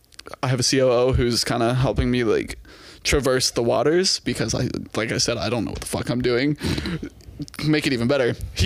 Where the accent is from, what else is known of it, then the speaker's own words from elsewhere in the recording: Texas, United States; moved away; So, yeah, originally I'm from Texas, grew up in Texas.